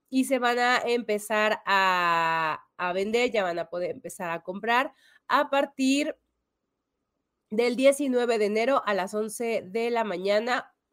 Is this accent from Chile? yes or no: no; Mexico; Sí, pero también por ahí, como mexicano, te digo, León.